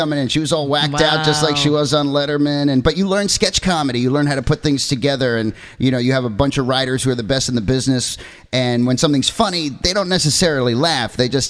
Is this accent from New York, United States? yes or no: yes; Yorktown, New York, United States; also born or lived in Long Beach, United States / Fairfield, United States; I went to high school in Yorktown. I was born Long Beach, Long Island, and spent some time here in Manhattan. And then my family moved to Fairfield, Connecticut, and then Yorktown, and then I went to college in Baltimore.